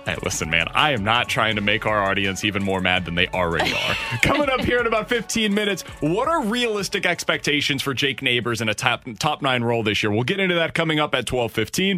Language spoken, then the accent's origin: English; Kansas City, Missouri, United States; now in St. Louis, United States; I grew up in Kansas City